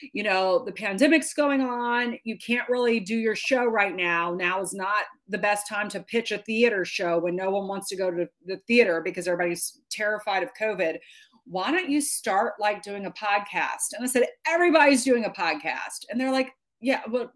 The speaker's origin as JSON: {"language": "English", "town": "Baton Rouge", "region": "Louisiana", "country": "United States", "tie": "born or raised there", "moved": "as an adult", "lives_now": "New York, United States", "said": "I grew up in Baton Rouge, Louisiana"}